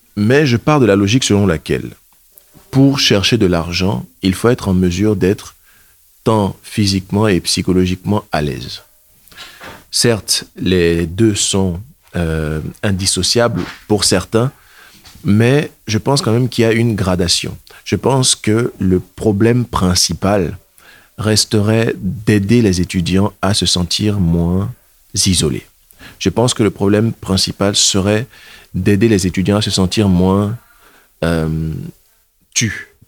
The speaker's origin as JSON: {"language": "French", "country": "Benin", "tie": "born or raised there", "also_born_or_lived": "Germany", "moved": "as an adult", "lives_now": "Caen, France", "said": "Je suis originaire du Bénin. Je suis bénino-allemand."}